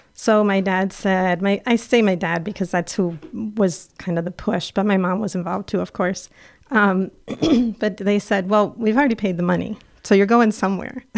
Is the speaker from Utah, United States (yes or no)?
no; Plattsburgh, New York, United States; also born or lived in Cuernavaca, Mexico; I'm from Plattsburgh